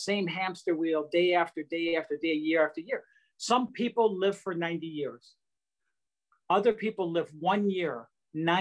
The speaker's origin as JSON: {"language": "English", "town": "Detroit", "region": "Michigan", "country": "United States", "tie": "born or raised there", "said": "growing up in Detroit"}